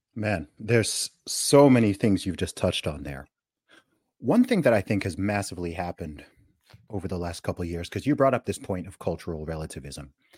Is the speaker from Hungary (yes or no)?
no; Saudi Arabia; also born or lived in United Kingdom; now in Dubai, United Arab Emirates; I grew up in Saudi Arabia